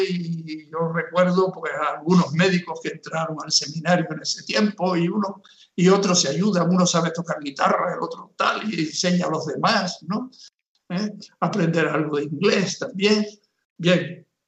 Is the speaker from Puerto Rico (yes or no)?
no; Canary Islands, Spain; moved away as an adult; also born or lived in Nicaragua; soy de Canarias y he estado en misión en Nicaragua